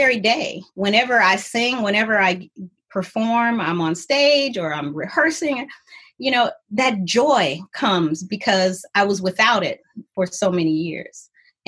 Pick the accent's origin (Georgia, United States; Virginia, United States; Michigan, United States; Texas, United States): Michigan, United States; Ann Arbor; moved away as an adult; also born or lived in California; I came back home to Ann Arbor because I was born and raised in Ann Arbor